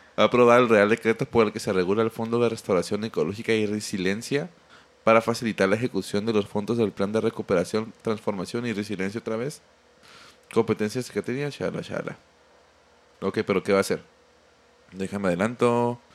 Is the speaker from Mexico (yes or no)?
yes; Mexico; uno como mexicano